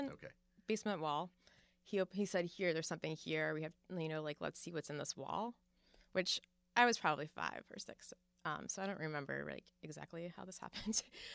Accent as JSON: {"language": "English", "town": "Fall River", "region": "Massachusetts", "country": "United States", "tie": "born or raised there", "said": "Yeah, I was born in Fall River, Massachusetts, and that is, you know, home of the Lizzie Borden murder case"}